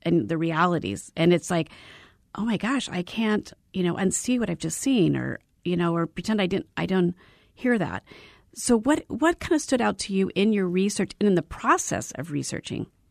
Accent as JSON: {"language": "English", "region": "Arizona", "country": "United States", "tie": "born or raised there", "said": "I was born and raised in Arizona"}